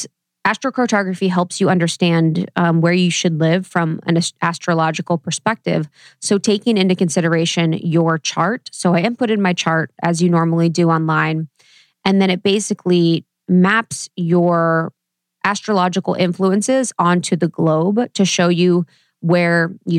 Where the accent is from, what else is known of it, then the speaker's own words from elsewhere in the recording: Ohio, United States; I was born in Ohio